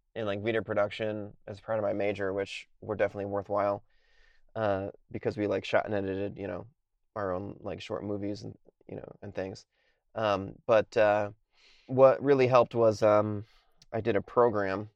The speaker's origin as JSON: {"language": "English", "region": "Connecticut", "country": "United States", "moved": "yes", "said": "I'm from Connecticut originally"}